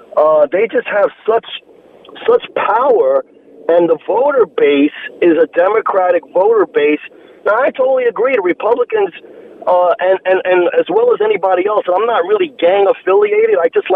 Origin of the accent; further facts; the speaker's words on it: New York, United States; now in Charlotte, United States; I'm from New York.